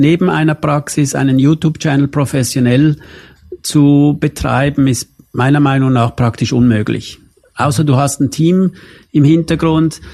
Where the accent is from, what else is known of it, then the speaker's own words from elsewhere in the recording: Switzerland; aufgewachsen bin ich in der Schweiz